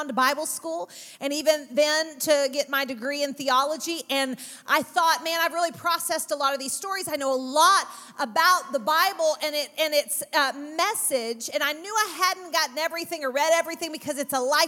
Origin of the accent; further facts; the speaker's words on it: Texas, United States; I'm from Texas